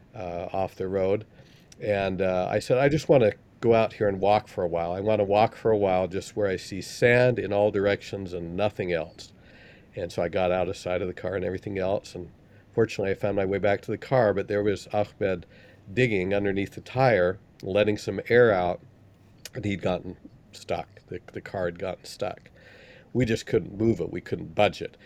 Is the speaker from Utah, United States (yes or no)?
yes; Salt Lake City, Utah, United States; where I grew up in Salt Lake